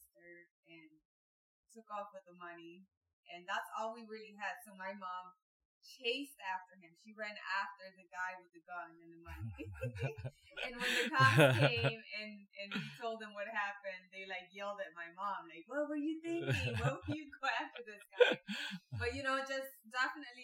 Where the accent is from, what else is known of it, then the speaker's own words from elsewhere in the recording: Hidalgo, Mexico; now in United States; We lived in Mexico.